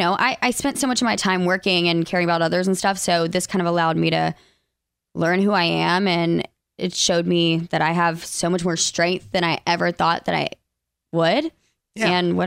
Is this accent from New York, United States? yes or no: no; Alabama, United States; accent: less Southern accent; Both of us were from Alabama. I'm the one with the like less Southern accent, but sometimes it pops in there.